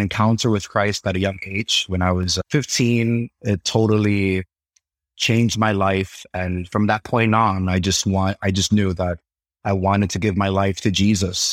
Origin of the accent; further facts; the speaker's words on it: New York City, New York, United States; Born and raised in Brooklyn, New York